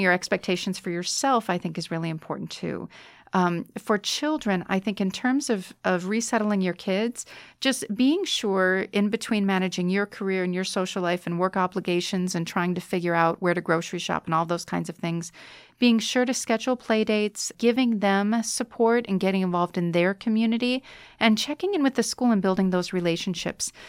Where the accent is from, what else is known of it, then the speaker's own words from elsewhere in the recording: United States; moved away as an adult; now in Bratislava, Slovakia; I'm an American